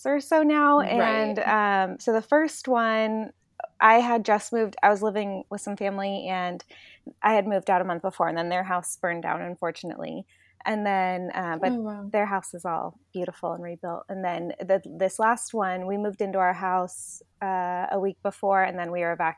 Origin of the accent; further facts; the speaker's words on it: Pacific Grove, California, United States; also born or lived in Sonoma County, California; I'm actually from Central California, a little town called Pacific Grove